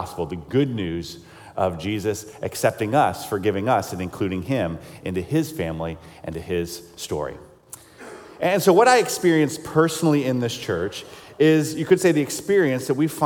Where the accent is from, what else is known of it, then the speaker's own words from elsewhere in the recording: South Carolina, United States; I grew up in South Carolina